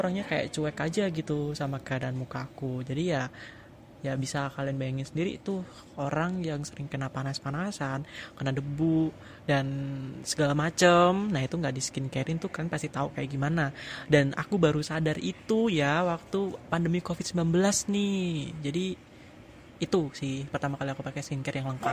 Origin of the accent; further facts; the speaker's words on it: Klaten, Central Java, Indonesia; dan aku nih bestinya Tirta Besti nggak tuh? Hmm, aku asal dari Klaten Jawa Tengah.